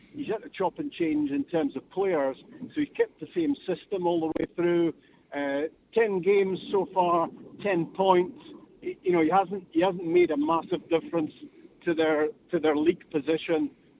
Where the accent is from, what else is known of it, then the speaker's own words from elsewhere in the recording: Inverness, Scotland, United Kingdom; Actually, when I come up to 89, my accent changes. By the time I get to Inverness, I start saying right enough and things like that. And back to my roots.